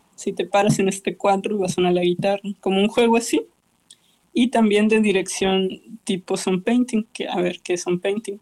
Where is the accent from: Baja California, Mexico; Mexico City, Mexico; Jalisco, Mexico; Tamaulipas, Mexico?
Baja California, Mexico; Mexicali; moved away; also born or lived in Vienna; mi ciudad de origen mexicali